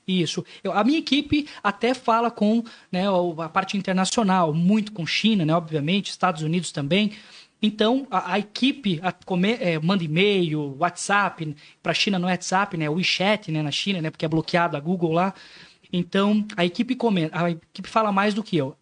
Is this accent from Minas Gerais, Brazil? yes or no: no; Joinville, Santa Catarina, Brazil; also born or lived in Boston, Massachusetts; sou nascido e criado em Joinville